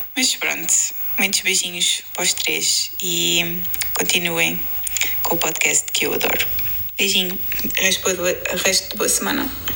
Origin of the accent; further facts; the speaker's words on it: Lisbon, Portugal; somos de Lisboa